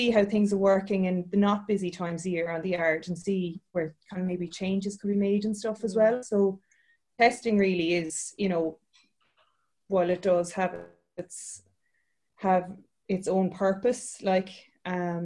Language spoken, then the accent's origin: English; Waterford, Munster, Ireland; also born or lived in Cork / Budapest / Midlands, Ireland; I'm sunny southeast. I'm from Waterford